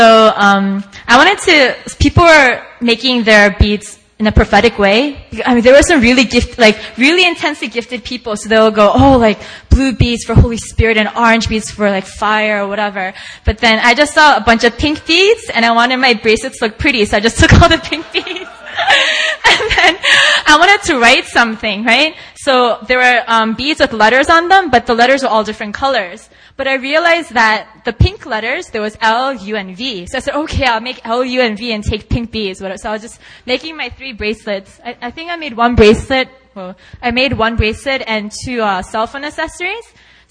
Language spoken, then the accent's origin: English; South Korea; I'm from Korea.